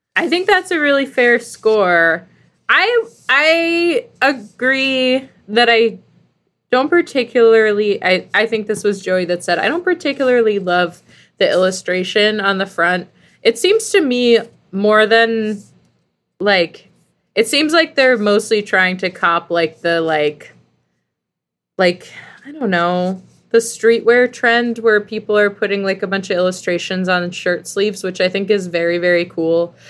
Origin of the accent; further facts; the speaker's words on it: Philadelphia, Pennsylvania, United States; I'm American. Like, I'm from Yeah. Philadelphia.